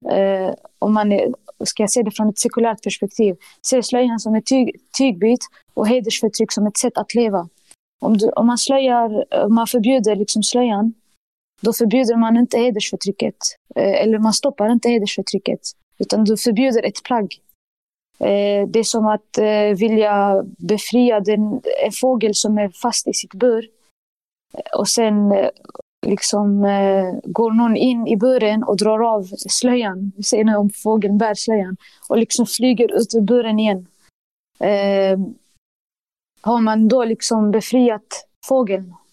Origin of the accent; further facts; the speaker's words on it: Sweden; jag tänker att det allra viktigaste för mig är liksom eh, som svensk och muslim, det är liksom mitt inre säger att det viktigaste för dig är din tro.